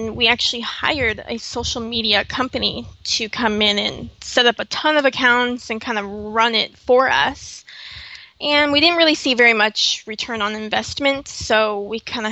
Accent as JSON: {"language": "English", "town": "Los Angeles", "region": "California", "country": "United States", "tie": "born or raised there", "moved": "as an adult", "said": "I moved out here from Los Angeles, which I'm from, born and raised"}